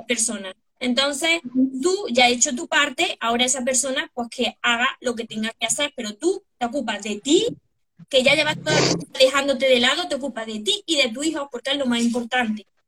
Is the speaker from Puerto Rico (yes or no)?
no; Córdoba, Andalusia, Spain; Yo de Córdoba, España